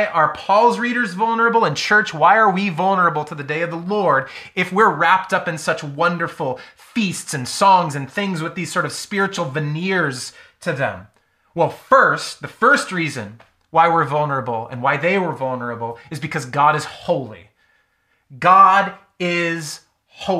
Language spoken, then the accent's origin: English; United States; as American, United States Christians